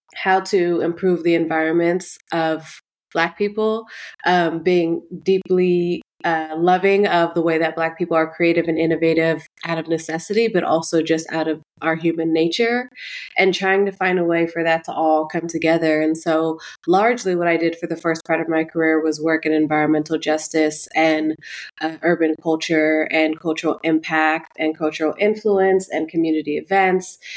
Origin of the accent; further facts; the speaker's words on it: Oakland, California, United States; growing up in the neighborhood that I grew up in Oakland, West Oakland